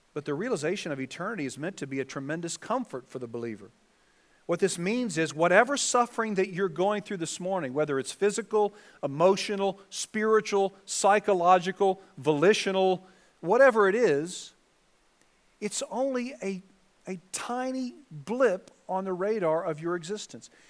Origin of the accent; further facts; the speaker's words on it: Southern California, United States; I was from Southern California